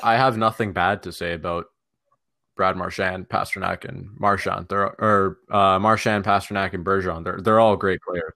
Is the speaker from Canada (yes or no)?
yes; Toronto, Ontario, Canada; we're all from Toronto.